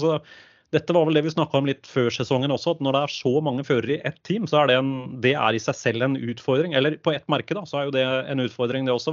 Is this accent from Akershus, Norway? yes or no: yes; Øvre Romerike, Akershus, Norway; accent: thick l's; vi er fra Øvre Romerike, så det kan bli både tjukke l-er